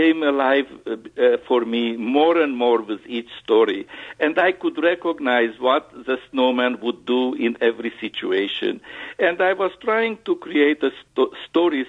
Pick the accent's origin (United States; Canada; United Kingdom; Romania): Romania; Transylvania; moved away; I was born in Transylvania, which is in Romania, bordering with Hungary in the Carpathian Mountains.